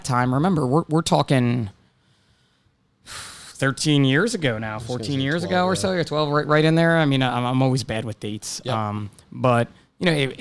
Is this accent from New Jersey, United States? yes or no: yes; New Jersey, United States; I was from New Jersey. And I'm New Jersey born and bred.